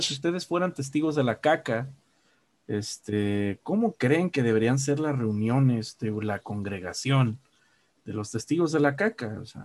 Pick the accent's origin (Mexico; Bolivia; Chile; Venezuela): Mexico; Guadalajara, Jalisco